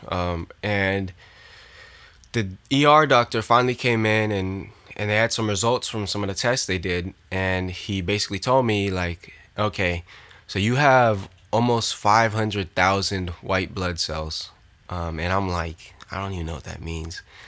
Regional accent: Orlando, Florida, United States; I support Orlando City, my hometown team

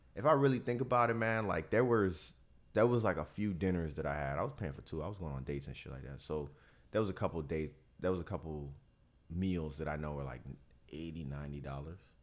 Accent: Miami, Florida, United States; now in Tampa, United States; I'm from Miami

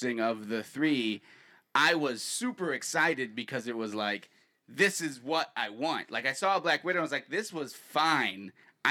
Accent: Indiana, United States; I'm white from Indiana

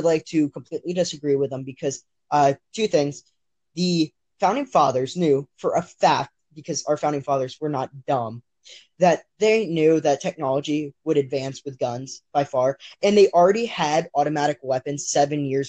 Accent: Texas, United States; moved away; I'm originally from Texas

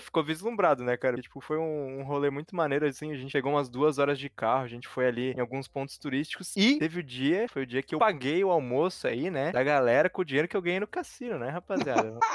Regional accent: Brazil; sou brasileiro

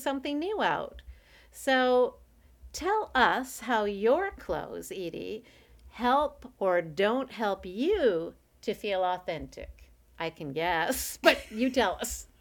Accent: Canada; I'm a Canadian

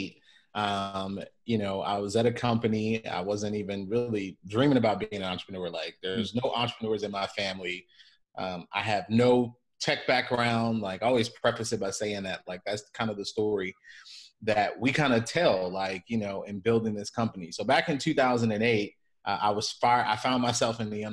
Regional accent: Chicago, Illinois, United States; moved away as an adult; also born or lived in San Diego; born and raised in Chicago

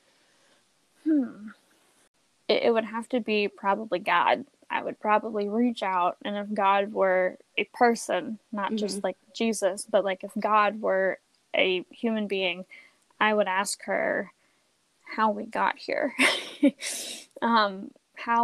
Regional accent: United States; having grown up in America and being American

